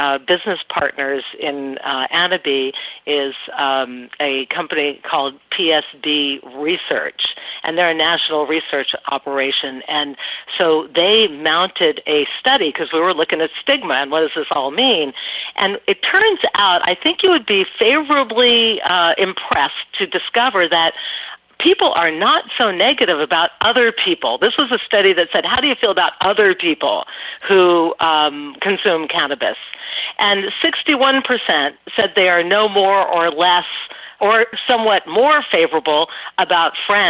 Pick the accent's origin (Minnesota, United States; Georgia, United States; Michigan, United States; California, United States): California, United States; Los Angeles; moved away; also born or lived in New York; I grew up in Venice Beach, California